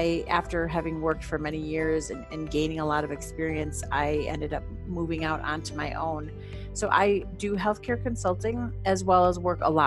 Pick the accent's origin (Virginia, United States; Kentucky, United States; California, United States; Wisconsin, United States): Wisconsin, United States; now in Colorado, United States; I'm originally from Wisconsin